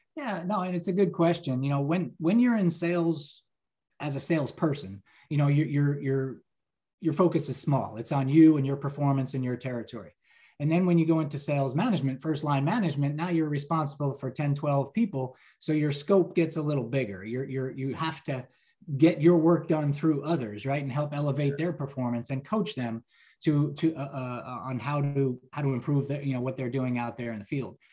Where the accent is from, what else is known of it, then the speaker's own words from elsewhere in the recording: New Jersey, United States; I'm a lifelong New Jersey resident